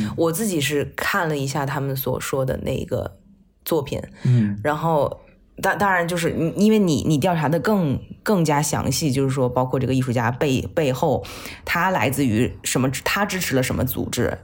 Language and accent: Chinese; China; 作为一个中国人